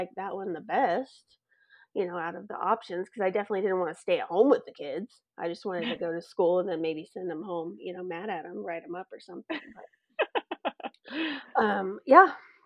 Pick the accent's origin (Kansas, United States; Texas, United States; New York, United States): Texas, United States; Carthage; moved away as an adult; also born or lived in Dallas, Texas; now in California, United States; I was born in Texas, born in Dallas, actually, and then lived in East Texas, very, very tiny town called Carthage